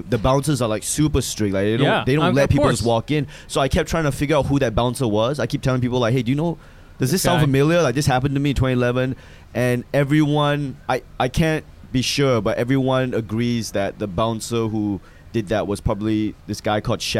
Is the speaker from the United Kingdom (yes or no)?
no; Malaysia; also born or lived in Australia; now in United States; Like, yeah, I'm from Malaysia.